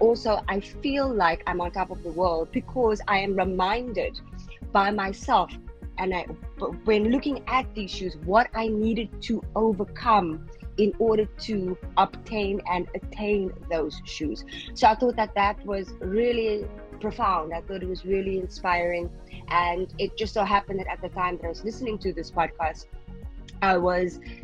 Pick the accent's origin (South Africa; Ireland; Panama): South Africa; now in Qatar; I'm from South Africa originally, but I am currently living in Qatar